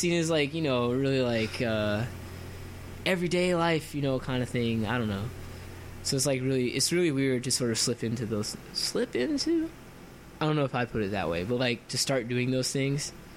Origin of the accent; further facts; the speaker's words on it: Florida, United States; moved away; I'm from Florida, and so Florida is really humid